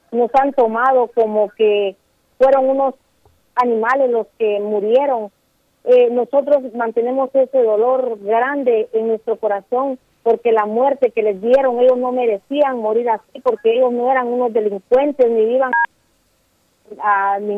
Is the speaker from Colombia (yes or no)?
no; Guatemala; soy de aquí de Guatemala Pineda Lapán.